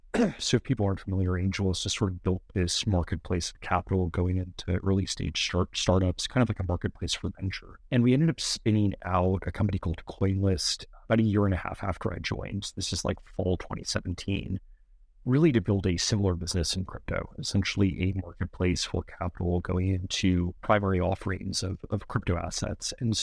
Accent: New York City, New York, United States; I grew up in New York City in Manhattan.

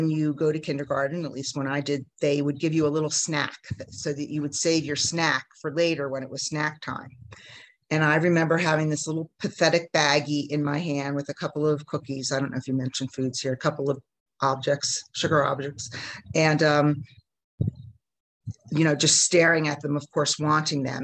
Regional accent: New Jersey, United States; moved away as an adult; now in Mexico; I grew up in New Jersey in the United States

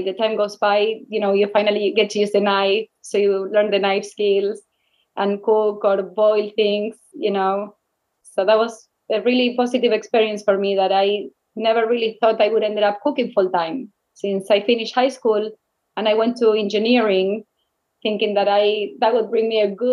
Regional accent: Rosario, Santa Fe, Argentina; English is a second language; moved away as an adult; now in New York City, United States; I grew up in Rosario. It's like 200 miles from Buenos Aires.

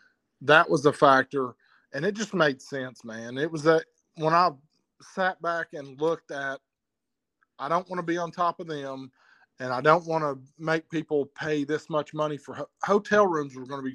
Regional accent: Knoxville, Tennessee, United States; born or raised there

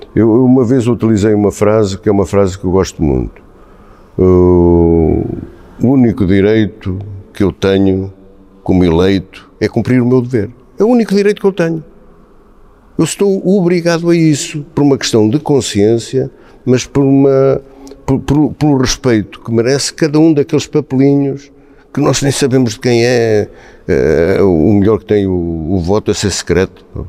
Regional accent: Vila Franca da Serra, Centro, Portugal; also born or lived in Angola / Gouveia; em Vila Franca fiz a instrução primária, como qualquer garotito da, da, daquele tempo

